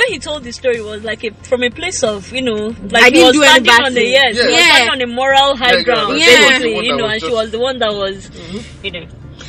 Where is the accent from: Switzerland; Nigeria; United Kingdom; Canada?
Nigeria; You know, okay, so I'm Nigerian, does it mean that I'm going to renounce who I am